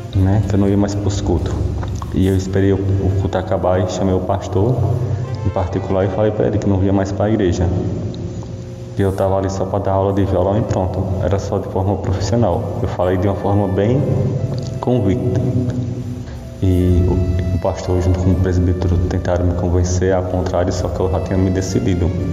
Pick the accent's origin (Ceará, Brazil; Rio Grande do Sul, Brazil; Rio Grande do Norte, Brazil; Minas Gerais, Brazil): Ceará, Brazil; Milagres; sou de Milagre, Ceará